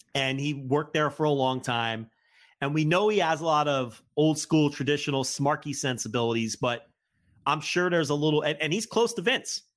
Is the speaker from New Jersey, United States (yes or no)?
yes; New Jersey, United States; I'm from New Jersey